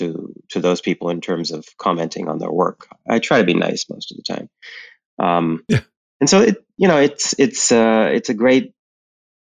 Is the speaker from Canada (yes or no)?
yes; Canada; moved away as an adult; also born or lived in Montreal, Canada; now in New York City, United States; I'm Canadian. I lived in Montreal for a long time